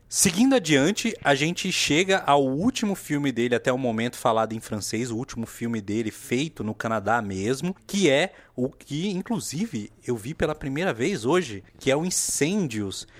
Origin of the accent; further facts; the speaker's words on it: Brazil; nós que somos brasileiros